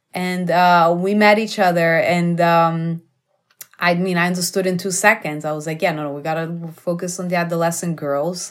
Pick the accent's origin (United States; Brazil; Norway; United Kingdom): Brazil; moved away; I'm from Brazil